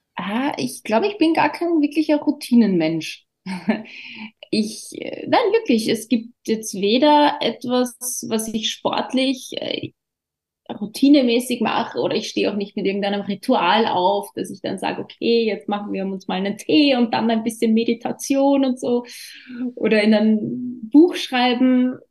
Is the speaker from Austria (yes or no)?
yes; Austria; wir Österreicher